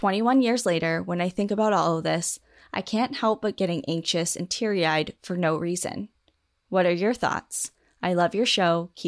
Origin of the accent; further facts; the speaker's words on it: New England, United States; growing up in New England